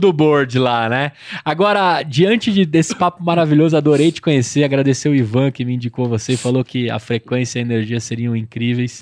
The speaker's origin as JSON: {"language": "Portuguese", "region": "São Paulo", "country": "Brazil", "said": "Tamo Zona Leste"}